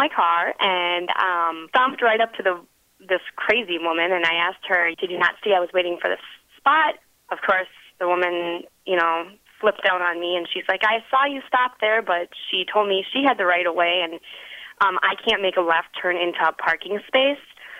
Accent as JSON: {"language": "English", "region": "Wisconsin", "country": "United States"}